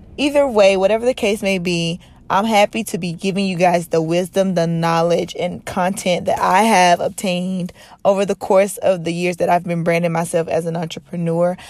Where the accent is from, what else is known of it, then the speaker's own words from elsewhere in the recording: North Carolina, United States; now in Los Angeles, United States; I live here in Los Angeles, California. But I'm originally from North Carolina